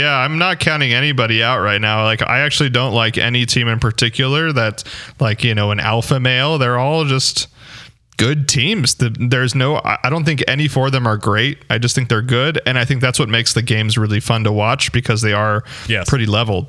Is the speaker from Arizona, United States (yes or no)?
yes; Phoenix, Arizona, United States; I lived in Phoenix for most of my life